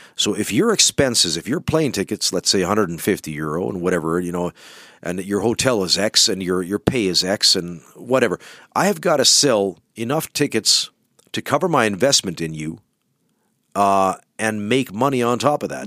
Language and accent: English; Canada; now in Finland; we're from Canada